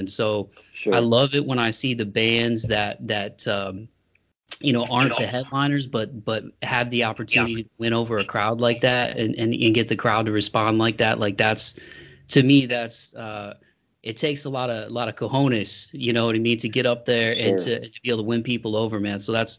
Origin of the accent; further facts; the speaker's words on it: Ohio, United States; moved away as an adult; now in Nashville, United States; I grew up in Ohio and I moved to Nashville about 5 years ago